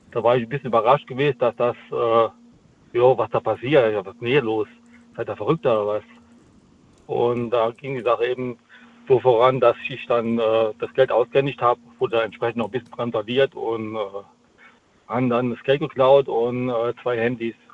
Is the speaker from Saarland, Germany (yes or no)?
yes; Saarland, Germany; Ich aus dem Saarland.